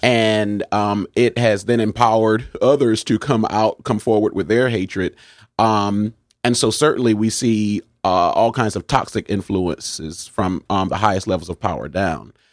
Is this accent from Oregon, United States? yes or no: no; New Haven, Connecticut, United States; am a native of New Haven